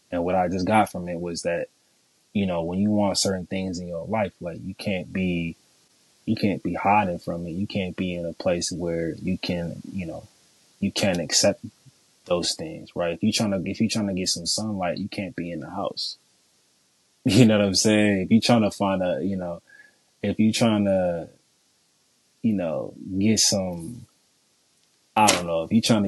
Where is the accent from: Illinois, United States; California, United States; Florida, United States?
California, United States; San Jose; born there; I was born in San Jose, California. You don't know where that's at. That's the Bay Area. That's the South Bay.